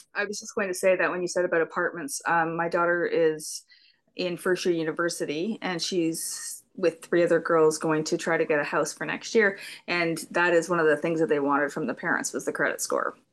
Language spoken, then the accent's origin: English; Canada; I'm from Canada, so we also call it pop